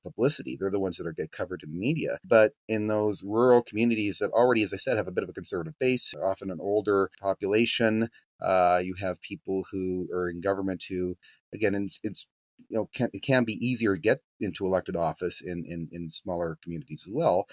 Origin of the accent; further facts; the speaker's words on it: Drumheller, Alberta, Canada; My hometown here in, in Drumheller